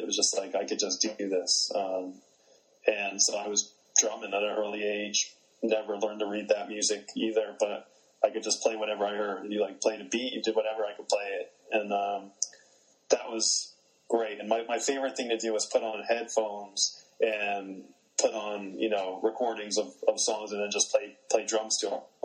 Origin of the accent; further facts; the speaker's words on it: New Jersey, United States; I grew up in New Jersey